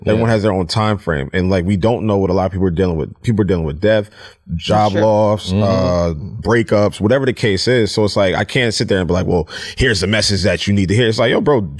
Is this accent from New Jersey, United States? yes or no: yes; New Jersey, United States; Yes. I'm from Jersey.